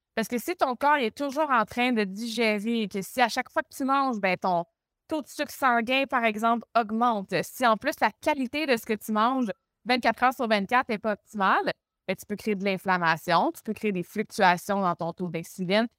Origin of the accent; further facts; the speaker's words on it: Montreal, Quebec, Canada; accent: Québécois; moved away; Je viens de Montréal au Québec.